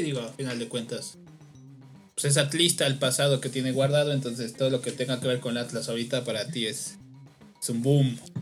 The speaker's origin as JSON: {"language": "Spanish", "country": "Mexico", "said": "como mexicanos y yo me incluyo"}